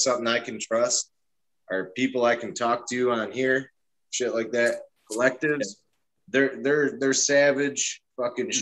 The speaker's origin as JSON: {"language": "English", "town": "Detroit", "region": "Michigan", "country": "United States", "said": "I'm from Detroit"}